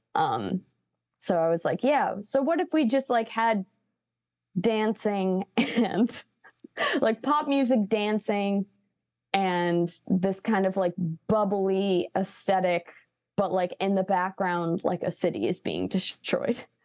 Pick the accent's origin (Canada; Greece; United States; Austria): United States; Chicago, Illinois; I grew up in Chicago